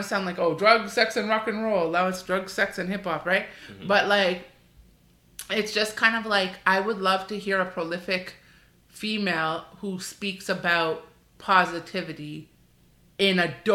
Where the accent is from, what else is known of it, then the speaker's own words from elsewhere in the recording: Canada; we're born and raised in Canada, and so we are Canadian